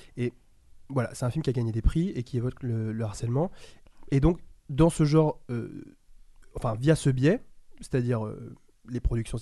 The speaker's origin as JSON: {"language": "French", "region": "Île-de-France", "country": "France", "tie": "born or raised there", "also_born_or_lived": "Paris", "said": "Moi, étant le seul garçon de banlieue qui arrivait dans le lycée parisien"}